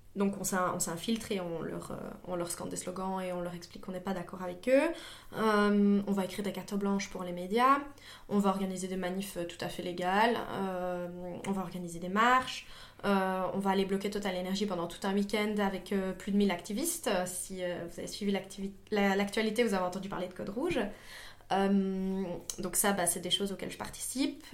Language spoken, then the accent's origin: French; Liège, Wallonia, Belgium; moi je suis liégeoise